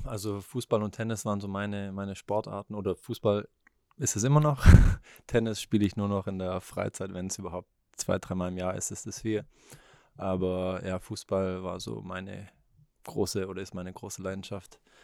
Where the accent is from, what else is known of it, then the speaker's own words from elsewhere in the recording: Leonberg, Baden-Württemberg, Germany; ich bin ein Stuttgarter Junge, ich bin eigentlich in, in Leonberg, was jetzt ein Vorort ist, eine Viertelstunde, 20 Minuten weg von hier, bin ich aufgewachsen